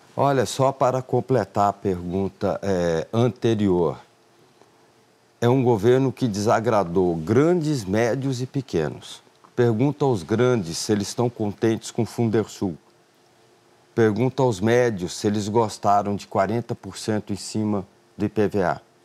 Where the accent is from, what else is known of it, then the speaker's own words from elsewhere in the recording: Mato Grosso do Sul, Brazil; surgiu a oportunidade de eu governar o estado onde eu nasci